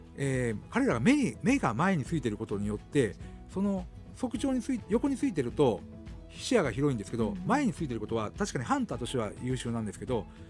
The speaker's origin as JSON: {"language": "Japanese", "town": "Kushiro", "region": "Hokkaido", "country": "Japan", "tie": "born or raised there", "said": "地元の釧路"}